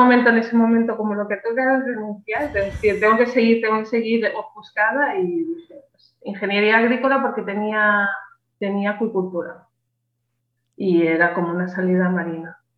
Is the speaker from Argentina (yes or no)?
no; Catalonia, Spain; also born or lived in Alicante; yo nací en Alicante pero desde ah, muy pequeña, muy pequeña me fui a Cataluña